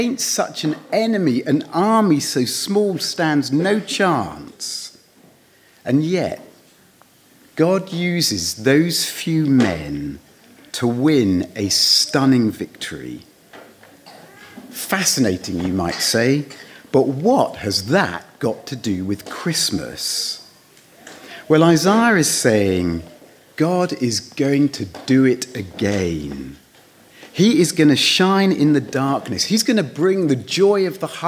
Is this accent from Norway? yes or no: no; United Kingdom; moved away